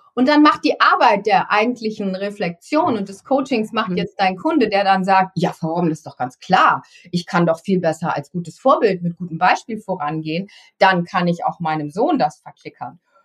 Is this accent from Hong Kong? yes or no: no; East Frisia, Lower Saxony, Germany; ich bin in Ostfriesland groß geworden